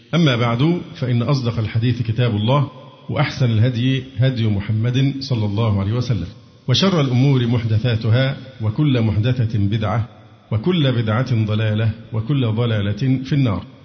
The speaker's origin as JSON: {"language": "Arabic", "country": "Egypt", "said": "عندنا في مصر"}